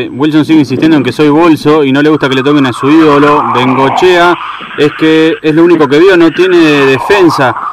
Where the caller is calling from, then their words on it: Paysandú, Uruguay; Buenas muchachos, soy … de Paysandú.